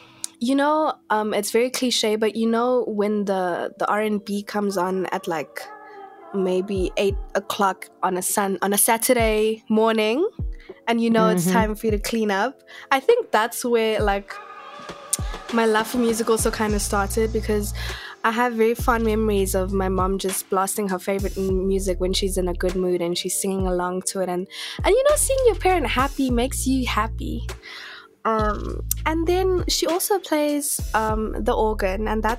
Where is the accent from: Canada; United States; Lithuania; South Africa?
South Africa; Kimberley, Northern Cape; I think the one thing that stands out to me is like whenever I think about Kimberley, I just think about dust.